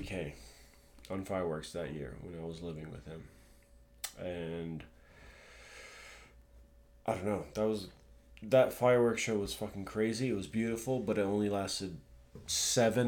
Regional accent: Hawaii, United States; moved away; in Hawaii, when I grew up

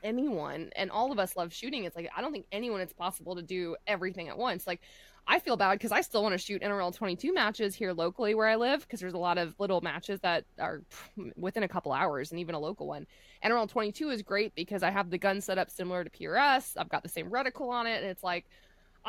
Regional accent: Florida, United States; moved away; I come from Florida where it's flat

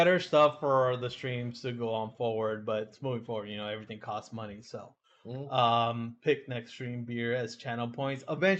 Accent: United States; I'm Hispanic, yes, but you know, I grew up in America. I was born in the US.

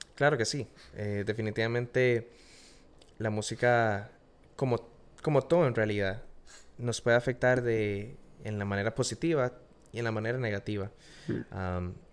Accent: Costa Rica; moved away as an adult; now in Florida, United States; Soy de Costa Rica, nací en, nací en Costa Rica

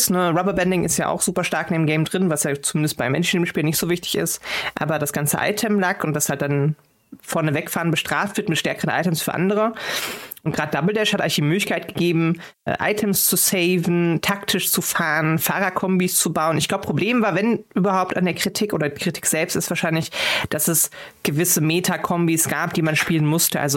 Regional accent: North Rhine-Westphalia, Germany; born there; NRW. Hm? NRW ist ja langweilig.

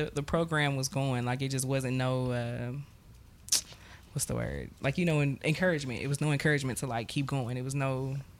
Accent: Kansas City, Missouri, United States; moved away; also born or lived in Texas; I'm from Kansas City.

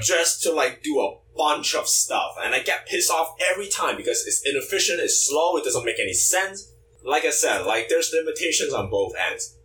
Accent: China; moved away; growing up in China

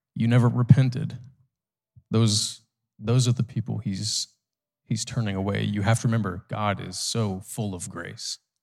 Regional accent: United States; as an American

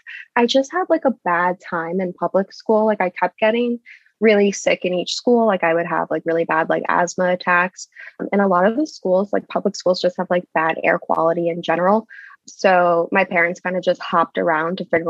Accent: Connecticut, United States; moved away as an adult; also born or lived in Boston area; now in New Hampshire, United States; I'm originally from Connecticut.

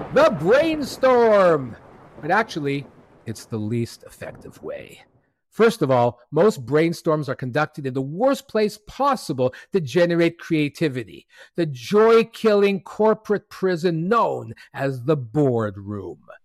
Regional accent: Montreal, Quebec, Canada; C two Montreal, which is a creative gathering of thousands in my hometown

